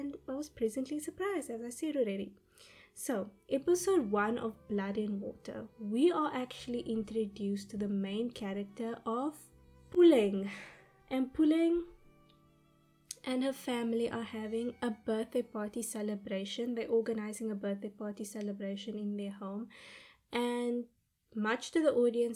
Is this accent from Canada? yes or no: no; Cape Town, Western Cape, South Africa; my hometown of Cape Town, South Africa